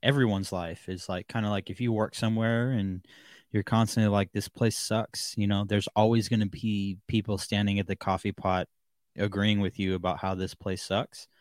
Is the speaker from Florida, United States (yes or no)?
no; Seattle, Washington, United States; the Seattle-ish area in Washington, um, which is where I grew up